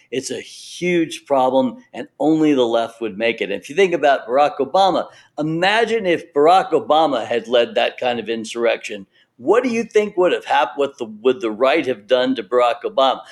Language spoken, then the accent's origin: English; the South, United States; I was pretty sure was going to work in the South because I grew up in the South.